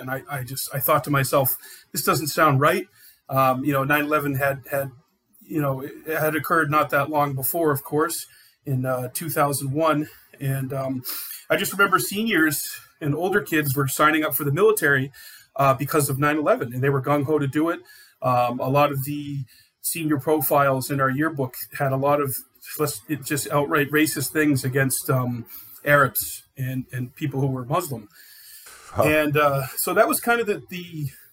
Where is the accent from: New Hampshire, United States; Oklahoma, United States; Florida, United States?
New Hampshire, United States; We're from New Hampshire, and we've been here since every election since 2000. We were middle schoolers then